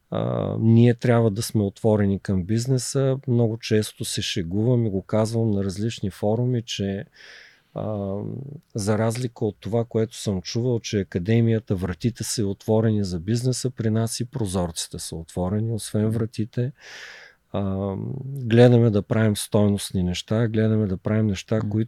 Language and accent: Bulgarian; Gorna Oryahovitsa, Veliko Tarnovo Province, Bulgaria; born there; да зареждам батериите там, където съм се родил, в Горна Оряховица, в Габровския Балкан